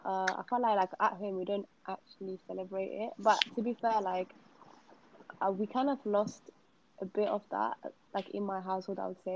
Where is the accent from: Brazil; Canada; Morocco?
Morocco; now in Manchester, United Kingdom; I'm currently the sports officer of NA SOC. Originally, I'm Moroccan.